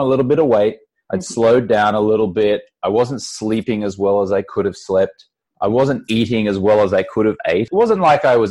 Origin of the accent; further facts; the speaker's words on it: Australia; moved away as an adult; now in Los Angeles, United States; when I lived in Australia, and then I left when I was 23 years old back in about 1999.